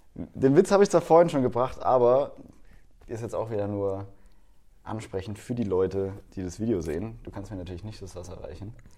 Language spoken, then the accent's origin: German; Baden-Württemberg, Germany; bei uns in Baden-Württemberg